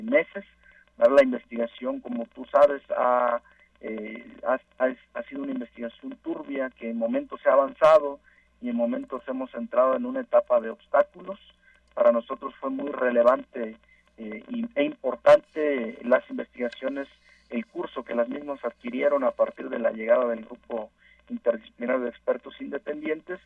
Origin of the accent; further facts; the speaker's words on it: Mexico; como mexicanos